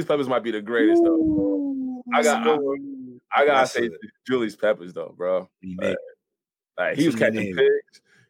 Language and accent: English; New England, United States; But I'm real from New England, yo.